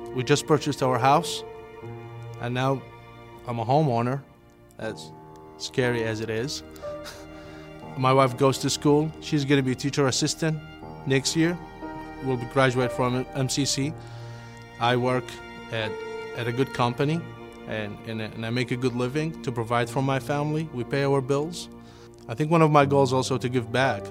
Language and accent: English; Karbala, Karbala Governorate, Iraq; English is a second language; moved away as an adult; now in United States; I grew up in a small town called Karbala, it's to the southeast of, of Baghdad